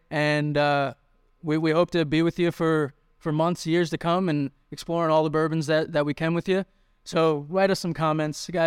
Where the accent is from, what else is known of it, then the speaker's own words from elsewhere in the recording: New York, United States; moved away; I'm from New York.